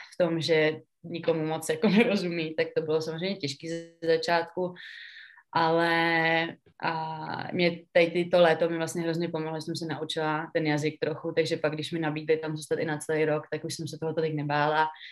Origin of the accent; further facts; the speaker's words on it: Pardubice, Pardubice Region, Czechia; moved away as an adult; also born or lived in United States; now in Finland; pocházím z Pardubic